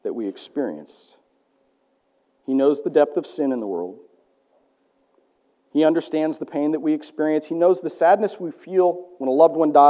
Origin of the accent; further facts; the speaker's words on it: Iowa, United States; I grew up in Iowa